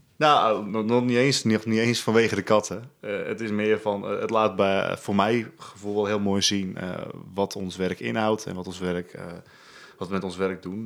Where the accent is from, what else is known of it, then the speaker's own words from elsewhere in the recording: Spierdijk, North Holland, Netherlands; Ik eh, ben geboren in eh, Spierdijk. Dat is een heel klein dorpje in de kop van Noord-Holland